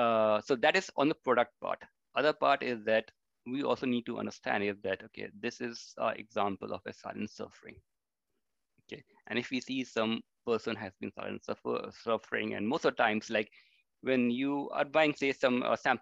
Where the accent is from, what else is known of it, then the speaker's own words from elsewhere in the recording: India; which was like totally new to me, because I came from India.